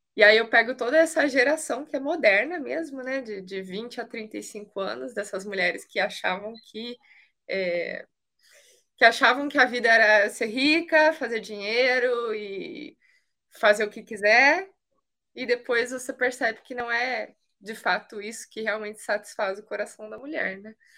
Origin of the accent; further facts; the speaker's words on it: Canoas, Rio Grande do Sul, Brazil; moved away as an adult; also born or lived in Rio de Janeiro; Eu sou do Sul, sou de Canoas, onde ele mora